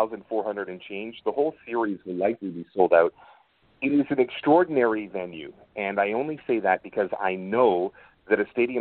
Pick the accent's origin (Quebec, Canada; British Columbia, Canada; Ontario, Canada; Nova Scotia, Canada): Ontario, Canada; Toronto; now in Vancouver, Canada; I'm born and raised in Toronto.